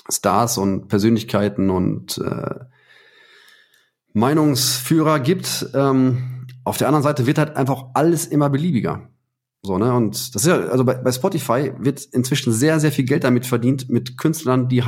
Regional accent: Heiligenhaus, North Rhine-Westphalia, Germany; ich bin in Heiligenhaus aufgewachsen, ne? am, am Rand vom Ruhrgebiet.

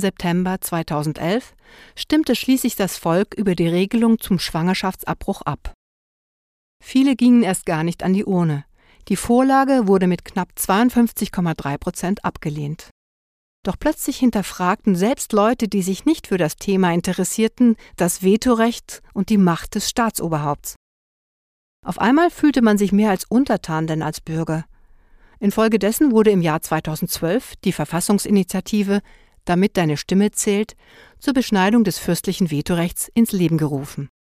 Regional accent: Liechtenstein; moved away; Ich als im Ausland lebende Liechtensteinerin

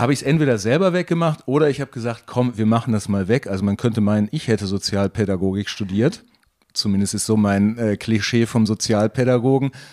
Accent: North Rhine-Westphalia, Germany; moved away as an adult; also born or lived in Bielefeld; now in Nuremberg, Germany; meine Heimat, die nah an, der, an Holland liegt

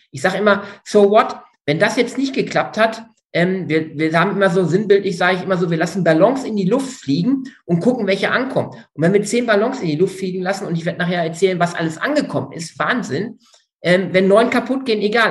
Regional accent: Münsterland / Ruhr area, North Rhine-Westphalia, Germany; Jetzt komme ich aus dem Münsterland Ruhrgebiet

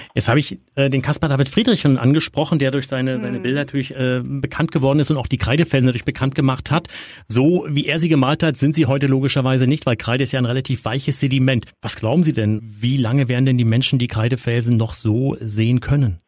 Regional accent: Mecklenburg-Vorpommern, Germany; hier bei uns in Mecklenburg-Vorpommern auf Rügen

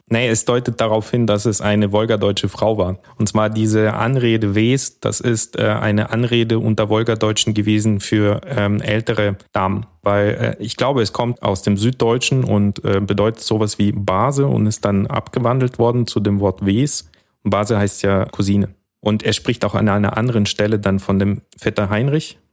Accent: Almaty, Kazakhstan; also born or lived in Temirtau; now in Germany; ich bin in Temirtau geboren und aufgewachsen in der früheren Hauptstadt, in Almaty

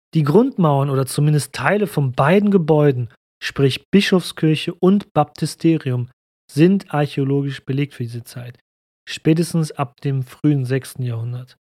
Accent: Cologne, North Rhine-Westphalia, Germany; hier bei uns in Köln

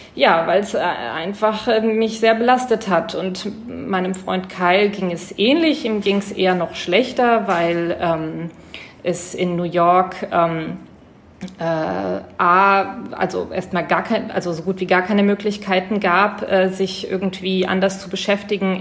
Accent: Germany; als Deutscher

